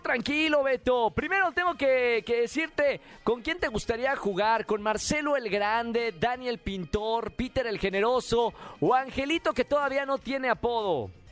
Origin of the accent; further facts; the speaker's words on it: Nuevo León, Mexico; Nuevo León, de mi tierra